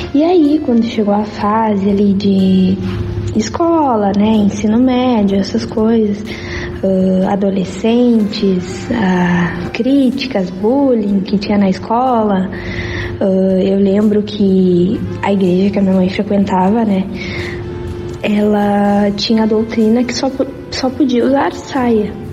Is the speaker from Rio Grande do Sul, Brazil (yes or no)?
yes; Arroio dos Ratos, Rio Grande do Sul, Brazil; also born or lived in Cachoeirinha; eu sou de Arroio dos Ratos, sou natural de Arroio dos Ratos